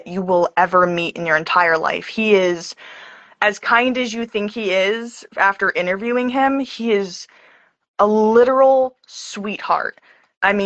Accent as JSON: {"language": "English", "town": "Allentown", "region": "Pennsylvania", "country": "United States", "said": "I'm from Allentown, Pennsylvania"}